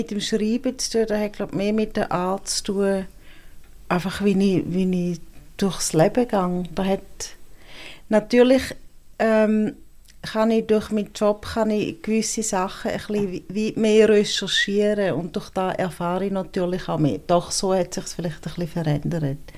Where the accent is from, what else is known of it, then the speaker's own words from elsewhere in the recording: St. Gallen, Switzerland; accent: Eastern Swiss; now in Bern, Switzerland; werden nicht müde, um sich lustig zu machen über den St. Galler Dialekt. Auch nach 30 Jahren nicht.